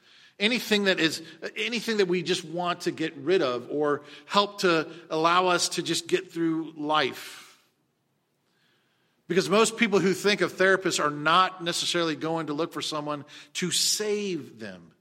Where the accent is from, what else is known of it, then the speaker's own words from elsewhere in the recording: United States; we as American Christians